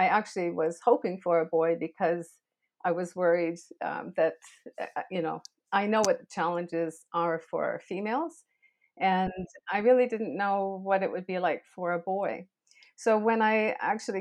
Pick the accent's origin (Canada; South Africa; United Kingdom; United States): Canada; I'm Canadian, and I've been in education for over 40 years